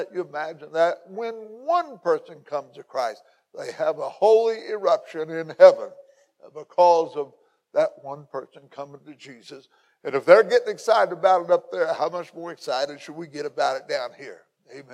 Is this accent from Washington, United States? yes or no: no; McLeansboro, Illinois, United States; also born or lived in North City, Illinois / Belle Rive, Illinois; this is my hometown. Where I was born and raised in McLeansboro